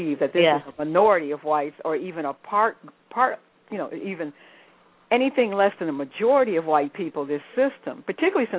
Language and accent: English; United States; growing up in the United States